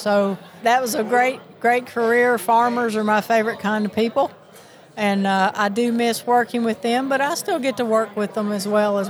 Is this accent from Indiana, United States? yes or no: no; Miami, Florida, United States; born there; also born or lived in Tennessee; Well, the funny thing is I was born in Miami. Can't you tell by my accent? So, but I got to Tennessee as fast as I could, and I picked up the Southern accent